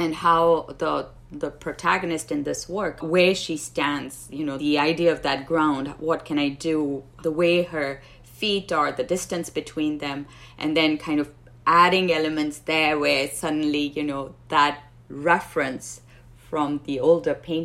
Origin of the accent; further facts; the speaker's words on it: Pakistan; moved away; growing up in Pakistan